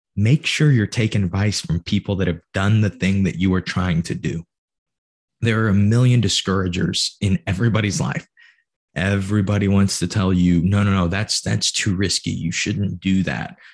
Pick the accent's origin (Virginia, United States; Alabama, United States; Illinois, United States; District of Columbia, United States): Illinois, United States; Granite City; I'm a nobody from Granite City, Illinois